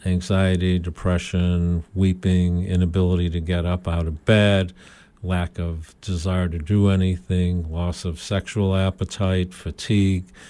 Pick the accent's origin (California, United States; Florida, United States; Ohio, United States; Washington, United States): Ohio, United States; Cleveland; I went to Case Western Reserve in my hometown in Cleveland, Ohio